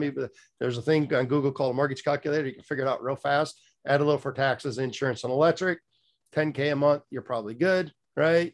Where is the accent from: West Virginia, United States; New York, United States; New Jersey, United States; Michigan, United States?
Michigan, United States; moved away as an adult; also born or lived in South Florida; now in Fort Pierce, United States; I was born and raised in Michigan